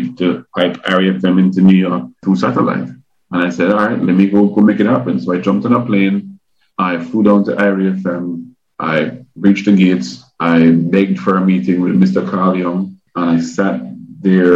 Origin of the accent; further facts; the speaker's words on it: Kingston, Jamaica; now in United States; I grew up in Kingston